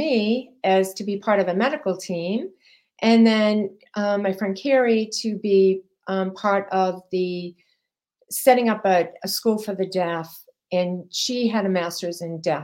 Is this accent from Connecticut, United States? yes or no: no; Massachusetts, United States; I am from Massachusetts